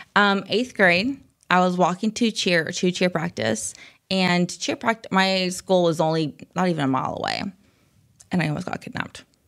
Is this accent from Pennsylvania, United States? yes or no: no; Springdale, Arkansas, United States; also born or lived in Rogers, Arkansas / Phoenix, Arizona; I was born and raised here in Northwest Arkansas